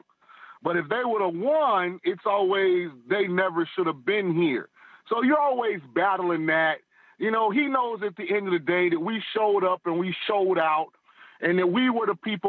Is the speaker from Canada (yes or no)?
no; Florida, United States; I'm from Florida